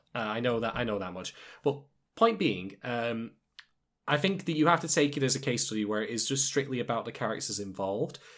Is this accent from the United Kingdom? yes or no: yes; United Kingdom; I'm British